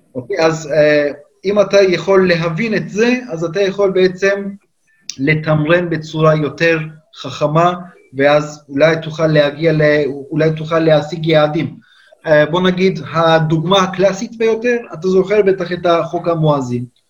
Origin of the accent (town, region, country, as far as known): Turkey; born or raised there; Hebrew is a second language; moved away as an adult; now in Israel